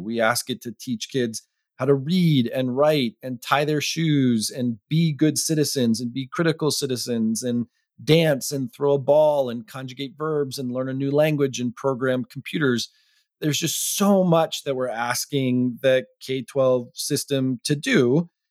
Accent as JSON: {"language": "English", "town": "Arlington", "region": "Massachusetts", "country": "United States", "tie": "born or raised there", "said": "my hometown school principal in Arlington, Massachusetts"}